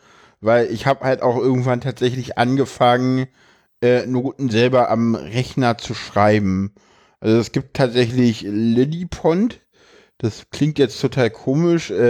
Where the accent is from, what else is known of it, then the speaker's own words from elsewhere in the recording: Berlin, Germany; ich komme aus Berlin und in Berlin geht die Grundschule bis zur sechsten Klasse.